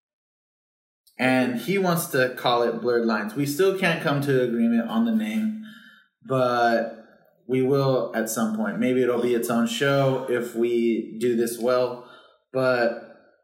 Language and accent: English; California, United States; growing up in California, in New York, taxis are super accessible. And where we grew up, you have to call a taxi to you